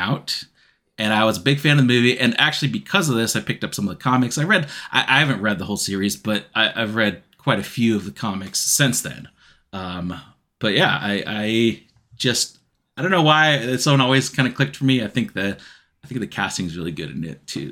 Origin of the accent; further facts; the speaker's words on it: Israel; moved away; I grew up in Israel